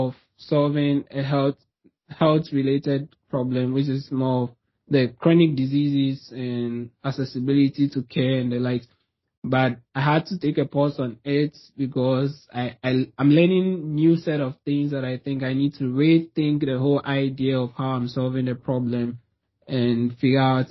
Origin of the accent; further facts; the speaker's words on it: Ghana; moved away as an adult; now in Toronto, Canada; I'm from Ghana originally. Like, that's where I'm from, but I'm not there now.